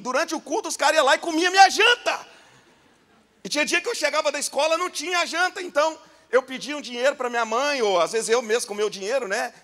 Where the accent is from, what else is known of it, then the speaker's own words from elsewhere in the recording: Goiânia, Goiás, Brazil; accent: goiano; Sou goiano, tá? Não sei se vocês perceberam aí o sotaque